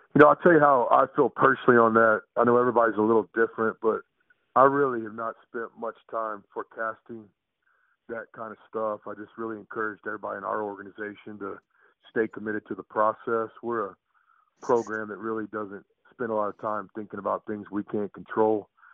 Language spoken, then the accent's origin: English; Texas, United States; I'm from the state of Texas. I grew up in Texas and played basketball in Texas